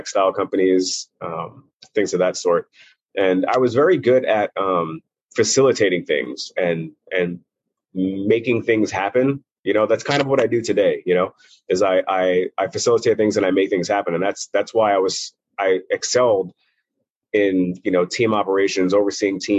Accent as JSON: {"language": "English", "town": "New York City", "region": "New York", "country": "United States", "tie": "born or raised there", "also_born_or_lived": "Brooklyn", "said": "I grew up mostly in Maspeth, Middle Village area. Just on a borderline where Brooklyn and Queens meet. But yeah, I grew up in New York City"}